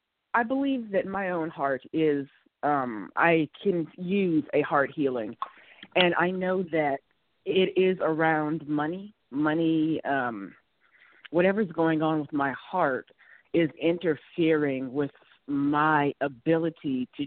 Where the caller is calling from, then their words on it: California, United States; I am in California.